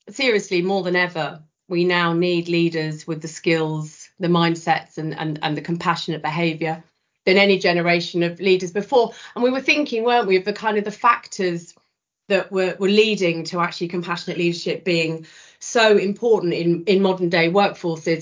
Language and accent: English; the south of England, United Kingdom; not being from the north, I am a Southerner through and through